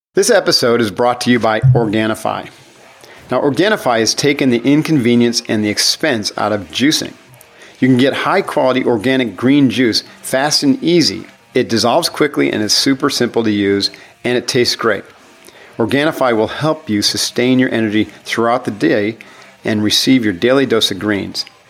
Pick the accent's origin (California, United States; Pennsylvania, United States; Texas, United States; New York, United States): New York, United States; upstate; my origin story was upstate New York, family business